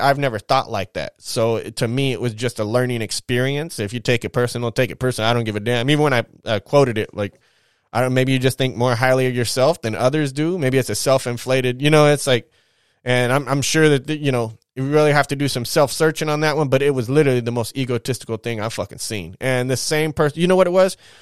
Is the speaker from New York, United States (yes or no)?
no; California, United States; as a Californian